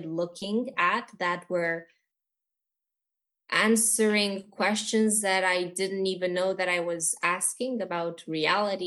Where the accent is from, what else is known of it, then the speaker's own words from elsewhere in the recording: Bucharest, Romania; I am from Romania. I'm actually born here, so I'm Romanian. This is my heritage